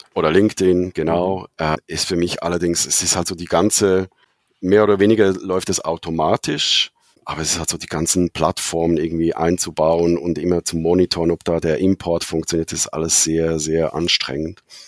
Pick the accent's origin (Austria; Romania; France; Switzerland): Switzerland; accent: Swiss dialect; moved away as an adult; also born or lived in Zurich; now in Berlin, Germany; ich bin eigentlich Schweizer, das hört man dann jetzt vielleicht ab und zu am Dialekt, lebe jetzt seit sieben Jahren